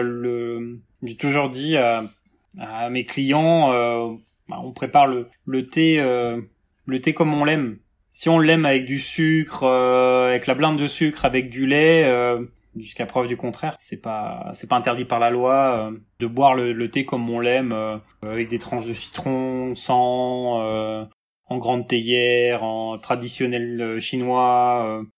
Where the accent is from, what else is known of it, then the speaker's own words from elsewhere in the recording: Rennes, Brittany, France; also born or lived in Quimper; je suis rennais, euh, déjà. Enfin, je suis né à Quimper, mais euh, j'ai grandi à Rennes